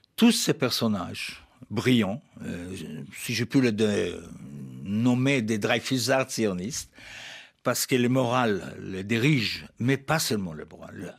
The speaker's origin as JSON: {"language": "French", "town": "Jaffa", "region": "Tel Aviv District", "country": "Israel", "tie": "born or raised there", "also_born_or_lived": "Germany", "said": "Jaffa, c'est ma ville natale"}